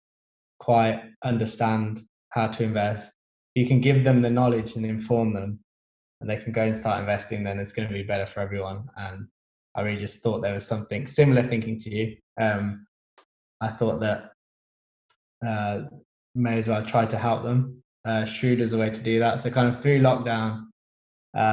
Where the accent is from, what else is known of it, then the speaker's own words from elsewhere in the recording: Birmingham, West Midlands, United Kingdom; moved away as an adult; now in London, United Kingdom; I'm actually from Birmingham originally.